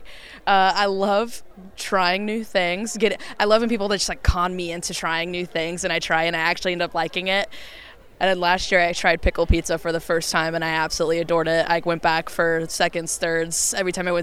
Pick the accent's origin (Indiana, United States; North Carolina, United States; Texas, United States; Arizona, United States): Indiana, United States; this is my home state